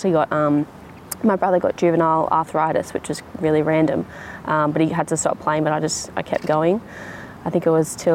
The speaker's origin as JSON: {"language": "English", "town": "Newcastle", "region": "New South Wales", "country": "Australia", "tie": "born or raised there", "said": "I grew up in Adamstown"}